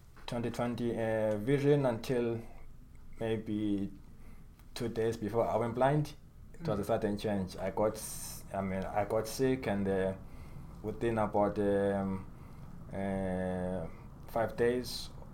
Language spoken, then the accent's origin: English; Zimbabwe; moved away as an adult; also born or lived in Michigan, United States; now in United States; I was born and raised in Zimbabwe. And I came to the U.S. When I was 25